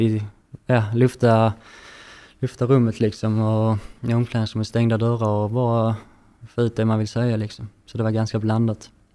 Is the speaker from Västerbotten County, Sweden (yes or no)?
no; Landskrona, Skåne, Sweden; född och uppvuxen i Landskrona